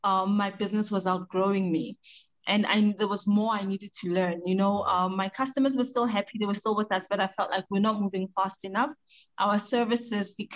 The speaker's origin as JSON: {"language": "English", "country": "South Africa", "tie": "born or raised there", "moved": "as an adult", "lives_now": "Ghana", "said": "I was born, raised, educated, and started my career in South Africa"}